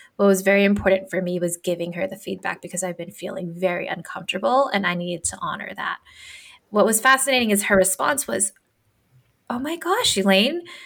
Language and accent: English; Philippines; moved away; I'm a first generation immigrant. I'm Filipino and I grew up differently, right, from everyone else.